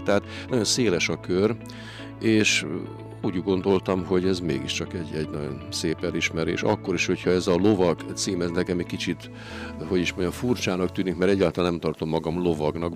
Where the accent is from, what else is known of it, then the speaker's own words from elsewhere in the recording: Bodajk, Fejér, Hungary; also born or lived in Iszkaszentgyörgy / Fehérvárcsurgó; a Bodajkon, ahon, ahonnan jöttem, ahonnan származom